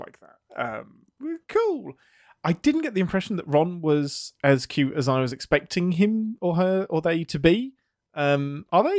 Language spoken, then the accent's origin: English; England, United Kingdom; as the English person